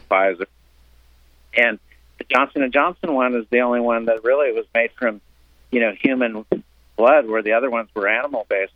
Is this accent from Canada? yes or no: no; Cuba; now in South Florida, United States; we came from Cuba